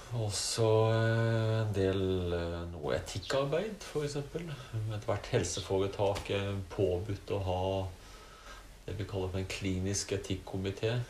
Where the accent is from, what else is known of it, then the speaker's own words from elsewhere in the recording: Arendal, Agder, Norway; moved away as an adult; also born or lived in Eastern Norway / Larvik; now in Heggedal, Norway; født og oppvokst i Arendal